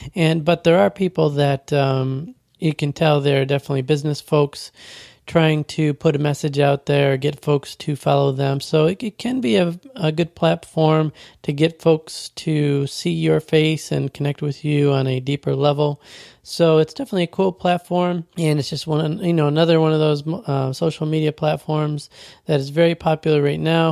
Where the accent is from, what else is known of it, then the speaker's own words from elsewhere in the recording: Western New York, United States; Grew up in, uh, Western New York by the Buffalo Bills